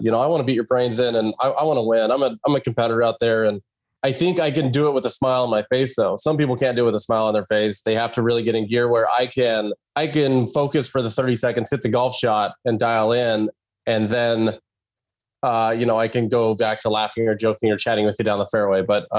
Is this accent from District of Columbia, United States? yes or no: no; Clarkston, Washington, United States; growing up in Clarkson, Washington, very blue collar, my mom was a school teacher. My dad worked at the mill.